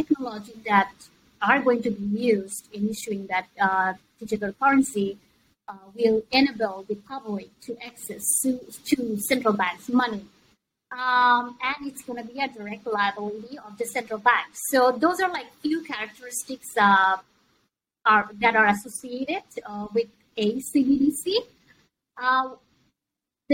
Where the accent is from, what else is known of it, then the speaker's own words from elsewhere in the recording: Bangladesh; now in Hong Kong; I'm originally from Bangladesh